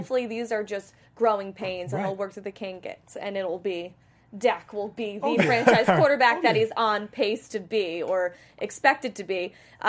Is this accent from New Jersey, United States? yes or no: yes; New Jersey, United States; especially being from the New Jersey area.